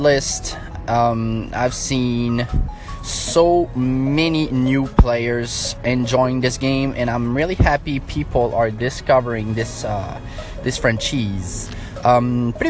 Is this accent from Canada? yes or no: yes; Montreal, Quebec, Canada; accent: French; English is a second language; I have a little French accent because I'm from Montreal, Quebec, Canada